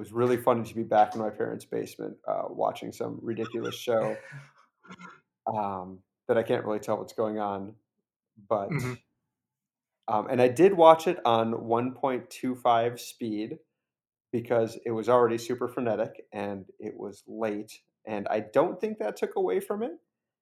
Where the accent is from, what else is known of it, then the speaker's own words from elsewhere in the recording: Minneapolis, Minnesota, United States; moved away; I grew up in Minneapolis, and I was visiting my parents in Minneapolis this past week